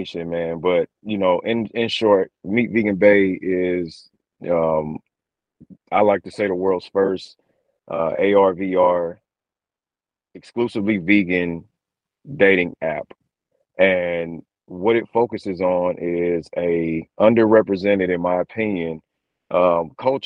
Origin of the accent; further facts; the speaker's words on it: St. Louis, Missouri, United States; I'm born and raised St. Louis, Missouri.